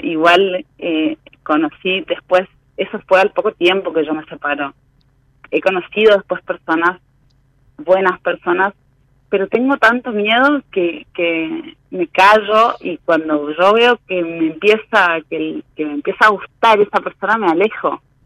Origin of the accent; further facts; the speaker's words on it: Resistencia, Chaco, Argentina; De Chaco Resistencia